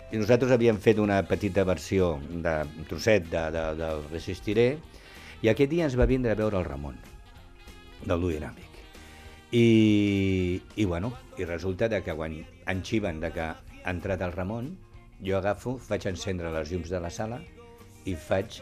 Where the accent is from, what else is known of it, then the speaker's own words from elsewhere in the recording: Barcelona, Catalonia, Spain; jo soc de la Barceloneta, tio, sí, i allí en sí. parlem un català, m'entén, català flight